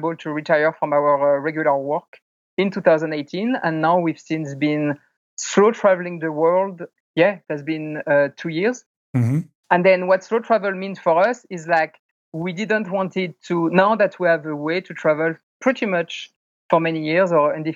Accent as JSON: {"language": "English", "country": "France", "tie": "born or raised there", "also_born_or_lived": "California, United States", "moved": "as an adult", "lives_now": "Taipei, Taiwan", "said": "I grew up in France. 2008, I moved to the United States, moved to California for work."}